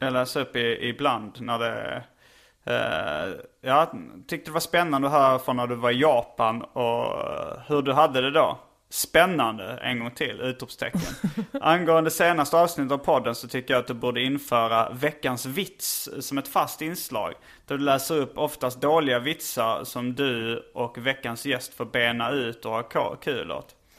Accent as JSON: {"language": "Swedish", "town": "Lund", "region": "Skåne", "country": "Sweden", "tie": "born or raised there", "accent": "skånska", "moved": "yes", "said": "jag är uppvuxen i Lund, bland annat"}